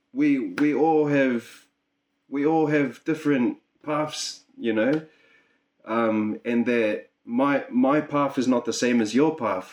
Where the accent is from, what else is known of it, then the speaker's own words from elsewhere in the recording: Auckland, New Zealand; now in Gold Coast, Australia; am from Auckland, New Zealand